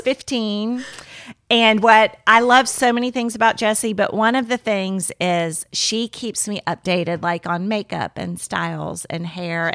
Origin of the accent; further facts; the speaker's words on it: Miami, Florida, United States; moved away; I grew up in Miami, Florida